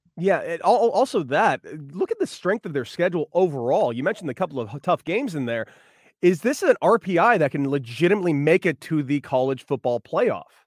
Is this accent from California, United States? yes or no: yes; Los Angeles, California, United States; I'm from the West Coast. I'm from Los Angeles